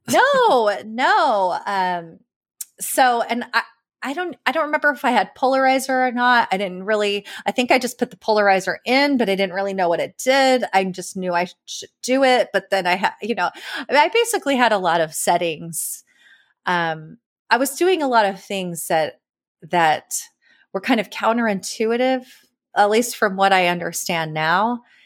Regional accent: California, United States; also born or lived in East Coast; now in Austin, United States; I grew up in California

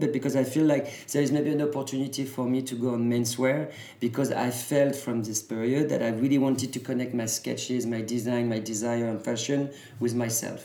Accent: Normandy, France; I was born and raised in Normandy

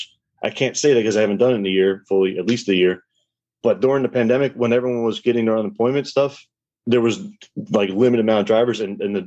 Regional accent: Philadelphia, Pennsylvania, United States; my hometown, Philadelphia

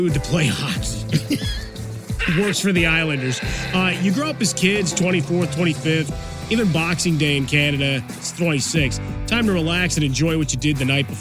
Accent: Chicago, Illinois, United States; Growing up in Chicago

